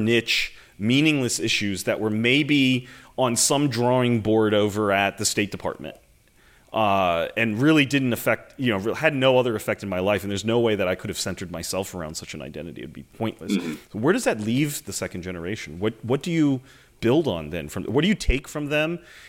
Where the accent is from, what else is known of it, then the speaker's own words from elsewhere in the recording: United States; as an American, you know, born and bred